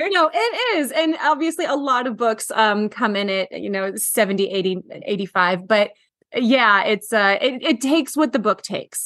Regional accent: Washington, United States; my hometown of Oh. Washington

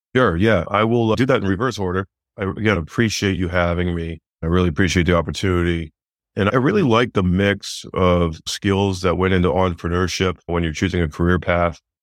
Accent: Northern Vermont, United States; moved away as an adult; also born or lived in Massachusetts; I'm from Northern Vermont. I used to work for my father, who was a builder

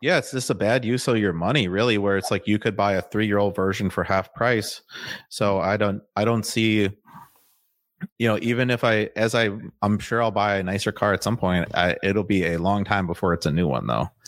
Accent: Waukesha, Wisconsin, United States; moved away as an adult; now in Austin, United States; I'm from Waukesha, like you said, and then, um, we lived in, like, a heavily wooded area

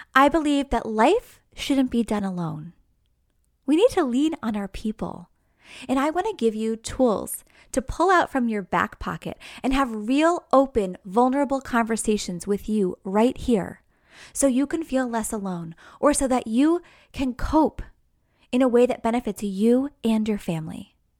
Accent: New York, United States; now in New Jersey, United States; I'm from New York, right outside New York City

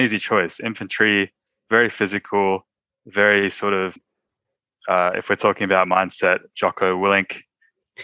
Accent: Sydney, New South Wales, Australia; I'm from Sydney, Australia

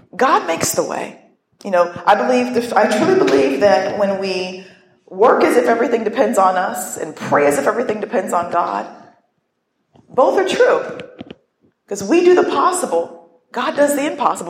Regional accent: northern Ohio, United States; now in Pittsburgh, United States; I grew up in Ohio. I really never left northern Ohio.

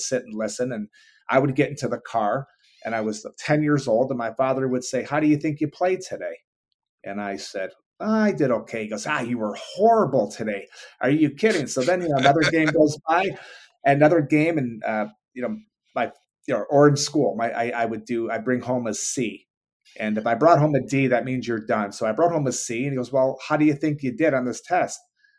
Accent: Detroit, Michigan, United States; I am a big Yankee fan, even though I grew up in Detroit.

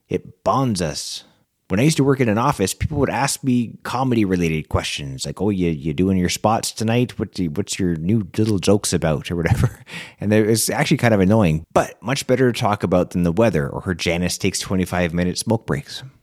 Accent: Canada; as a Canadian

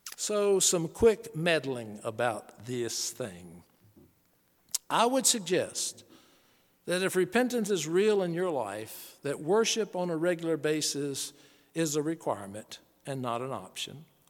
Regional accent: Charlotte, North Carolina, United States; The Billy Graham Evangelistic Association I grew up on in Charlotte, North Carolina

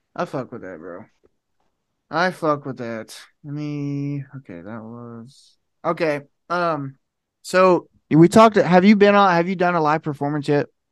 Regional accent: Ohio, United States; I'm from Ohio

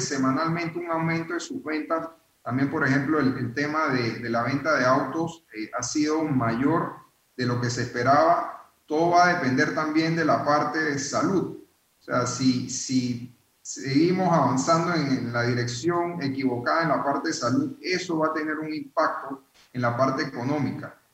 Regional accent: Panama; nosotros como panameños

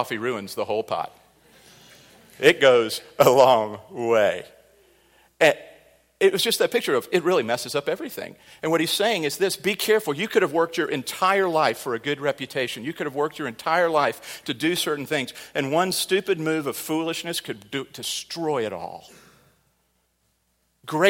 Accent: Midwest, United States; growing up on the Mississippi River

